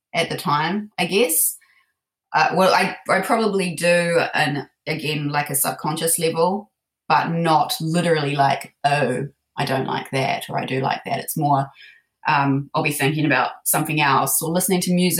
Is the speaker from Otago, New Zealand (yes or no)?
no; Te Awamutu, Waikato, New Zealand; I grew up in a small town in the Waikato. So Te Awamutu